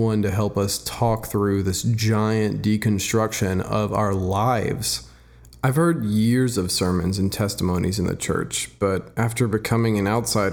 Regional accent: Dallas, Texas, United States; I'm from Dallas, Texas

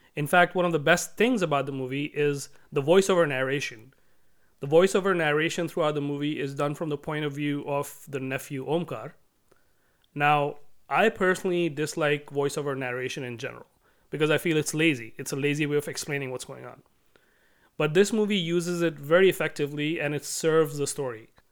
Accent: India; moved away; I grew up in India in the nineties

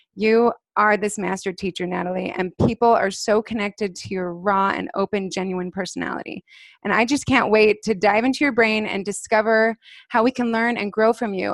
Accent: Alpine, Utah, United States; we grew up in Alpine, Utah, just two houses down from each other

